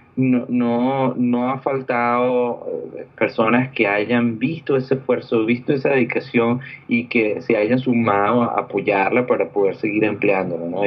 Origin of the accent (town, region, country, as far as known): Venezuela; moved away as an adult; also born or lived in Orlando, United States; now in California, United States